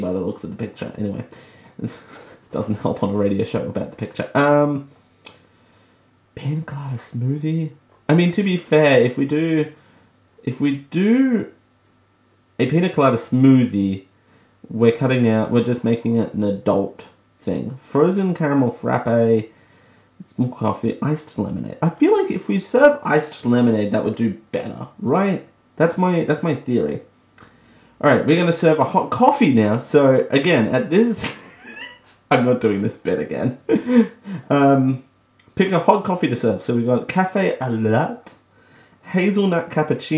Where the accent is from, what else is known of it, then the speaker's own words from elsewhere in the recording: Australia; I'm Australian